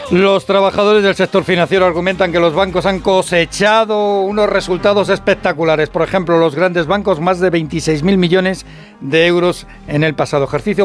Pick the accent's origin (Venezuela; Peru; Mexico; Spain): Spain; Madrid, Community of Madrid; yo soy de Vallecas